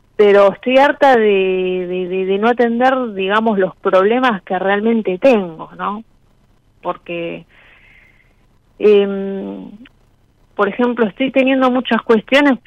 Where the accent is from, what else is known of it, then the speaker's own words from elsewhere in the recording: Buenos Aires, Argentina; Soy de Flores, Capital Federal